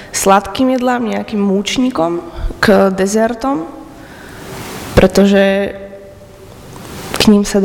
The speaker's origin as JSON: {"language": "Slovak", "town": "Trnava", "region": "Trnava Region", "country": "Slovakia", "said": "žiačka druhého ročníka a študujem odbor someliarstvo a pochádzam z Trnavy."}